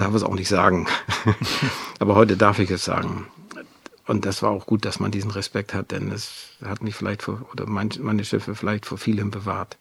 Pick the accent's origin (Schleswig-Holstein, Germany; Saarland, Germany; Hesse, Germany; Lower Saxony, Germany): Schleswig-Holstein, Germany; Wedel; now in Wendland, Germany; Ich bin geboren in Wedel an der Elbe